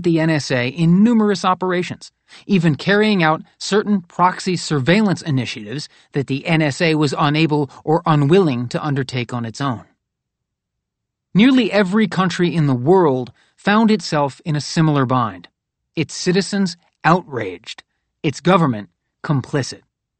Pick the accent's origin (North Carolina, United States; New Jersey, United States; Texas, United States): North Carolina, United States; which is partially located in my home state of North Carolina